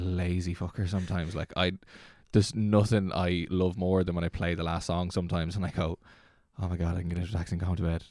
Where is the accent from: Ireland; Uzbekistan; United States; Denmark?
Ireland; Dublin, Leinster; moved away; also born or lived in Navan / Slane; I was born in Dublin and grew up in Dublin and then moved out of Dublin to Navan and then moved from Navan to outside Slane